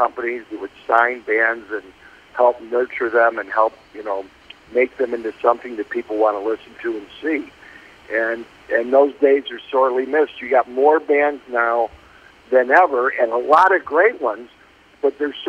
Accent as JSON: {"language": "English", "town": "Chicago", "region": "Illinois", "country": "United States", "tie": "born or raised there", "said": "I was in Chicago, and grew up as a big, big sports fan."}